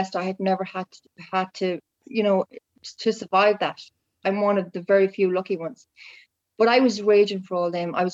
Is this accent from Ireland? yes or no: yes; Ireland